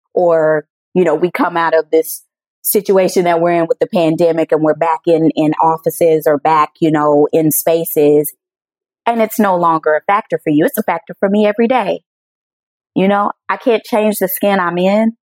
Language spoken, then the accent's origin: English; the South, United States; now in Chicago, United States; I'm born and raised in the South